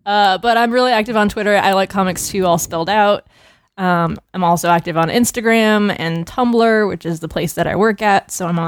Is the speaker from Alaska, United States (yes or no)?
no; New York City, New York, United States; now in Brooklyn, United States; I'm originally from the Bronx.